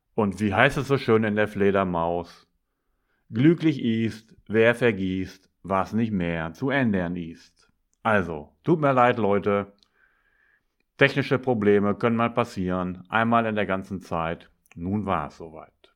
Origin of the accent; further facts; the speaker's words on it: Northern Germany, Germany; also born or lived in Bremen; als Norddeutscher bin ich das gewohnt